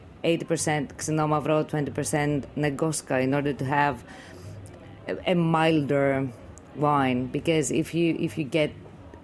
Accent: Goumenissa, Central Macedonia, Greece; We come from Humanissa, which is a small region

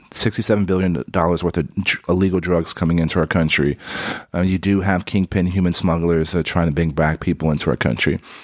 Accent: San Antonio, Texas, United States; I grew up in San Antonio

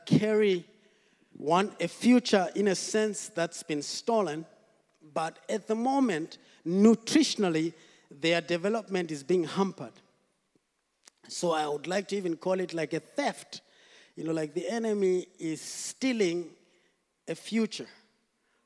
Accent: Zimbabwe; moved away as an adult; also born or lived in South Africa; now in Wales, United Kingdom; So we moved into Zimbabwe, and I grew up in Zimbabwe.

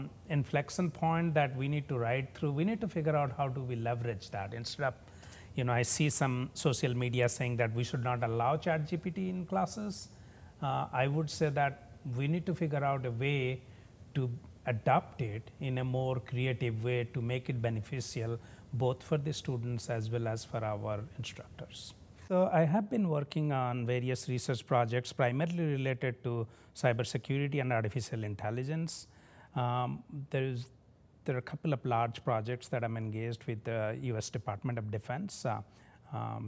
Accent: India; moved away as an adult; now in United States; I was born and brought up in a lower middle class family with very modest resources in a state at that time it was the poorest state in India

